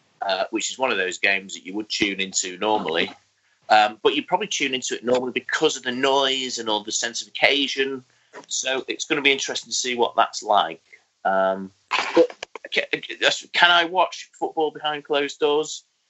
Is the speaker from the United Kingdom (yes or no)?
yes; London, United Kingdom; accent: cockney; call me a cockney wanker. And then when I pointed out that I was from that, and he actually heard my accent, he apologised